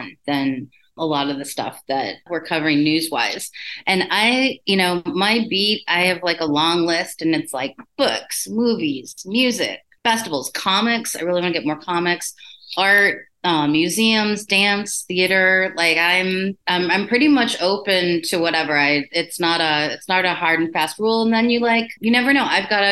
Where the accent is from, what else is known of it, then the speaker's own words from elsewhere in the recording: Chicago, Illinois, United States; I'm lifelong Chicagoan.